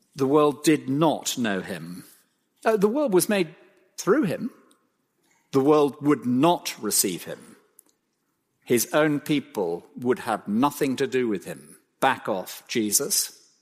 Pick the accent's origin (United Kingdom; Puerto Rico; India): United Kingdom; Cromer, East of England; I was born in Cromer, of all places.